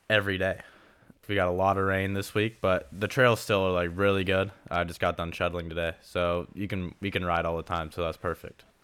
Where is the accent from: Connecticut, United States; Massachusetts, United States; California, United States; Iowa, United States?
California, United States; Southern; I'm from Southern California. I live in Orange County